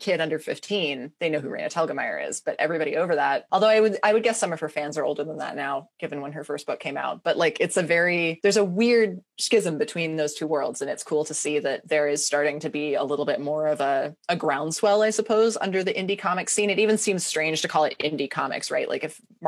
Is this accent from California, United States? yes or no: yes; Ojai, California, United States; moved away as an adult; also born or lived in Portland; I just moved back down to my hometown a couple months ago